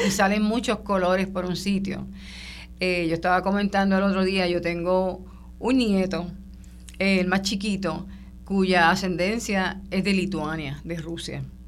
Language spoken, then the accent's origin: Spanish; Puerto Rico